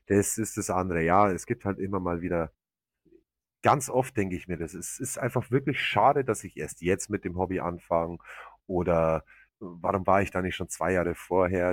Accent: Germany; bei uns in Deutschland

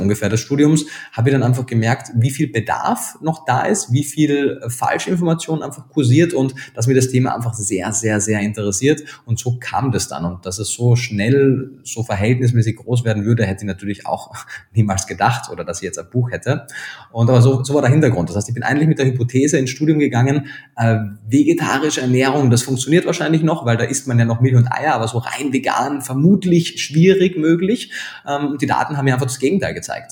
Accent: Austria; accent: Austrian; now in Germany; gebürtiger Österreicher, bin aber schon eine ganze Zeit lang in Deutschland, habe da meinen Lebensmittelpunkt

